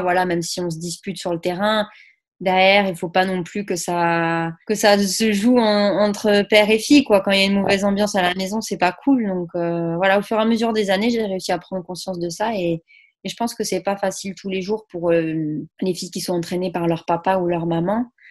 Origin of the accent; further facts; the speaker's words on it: Saint-Gaudens, Occitania, France; chez moi à Saint-Gaudens